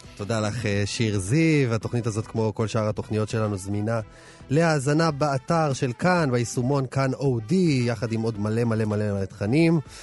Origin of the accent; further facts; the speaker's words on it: Ashdod, Southern District, Israel; העיר שבה גדלתי, אשדוד